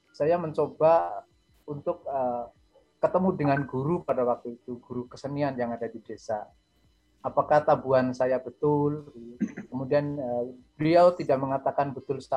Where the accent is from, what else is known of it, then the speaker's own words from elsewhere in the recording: Cilacap, Central Java, Indonesia; sebetulnya saya orang dari desa dan sangat desa Pak Dimi. Bahkan eh, sering saya diolok-olok teman katanya desa saya itu eh, tidak ada di peta gitu ya.